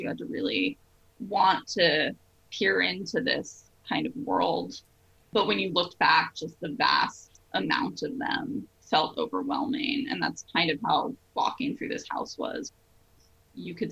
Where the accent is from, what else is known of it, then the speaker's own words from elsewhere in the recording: New Jersey, United States; I grew up in New Jersey